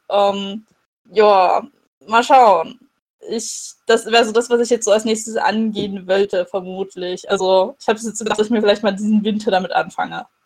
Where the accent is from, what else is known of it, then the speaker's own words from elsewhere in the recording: Dresden, Saxony, Germany; der in Dresden spielt, in meiner Heimatstadt.